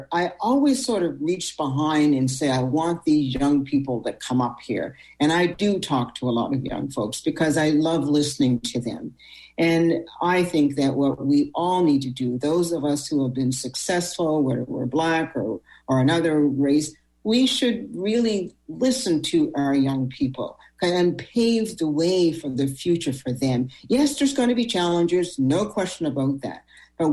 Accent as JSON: {"language": "English", "town": "Sydney", "region": "Nova Scotia", "country": "Canada", "tie": "born or raised there", "moved": "yes", "lives_now": "Halifax, Canada", "said": "I was born, as you know, in Cape Breton, Sydney, Whitney Pier."}